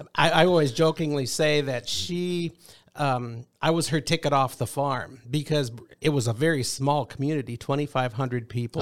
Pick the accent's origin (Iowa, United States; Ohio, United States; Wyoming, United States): Iowa, United States; Rock Rapids; moved away; we were raised, both my wife and I, in the same hometown. Rock Rapids, Iowa, which is way in the northwest corner of Iowa